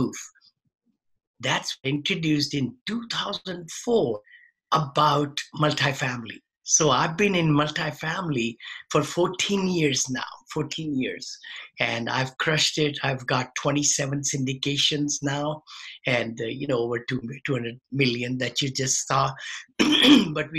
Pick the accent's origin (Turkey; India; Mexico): India; moved away as an adult; now in United States; when I came from India. I had a modest upbringing, everything. Then I did my engineering back there